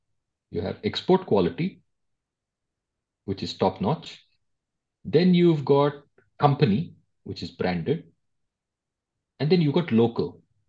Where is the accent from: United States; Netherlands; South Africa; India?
India; And as an Indian, at the time you lived in India, you will remember things that were labeled export quality.